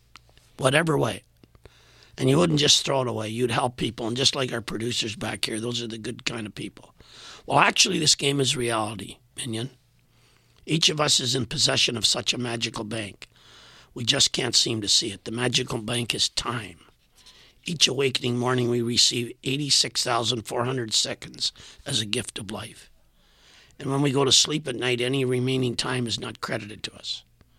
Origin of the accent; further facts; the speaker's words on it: Saskatchewan, Canada; now in Winnipeg, Canada; I was a transplant from Saskatchewan to Winnipeg